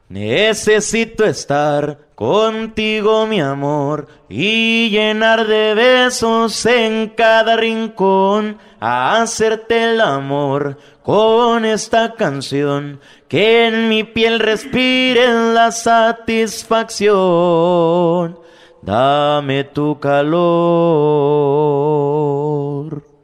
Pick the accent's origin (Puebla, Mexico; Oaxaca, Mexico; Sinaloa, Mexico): Sinaloa, Mexico; Guasave; De Guasave, Sinaloa.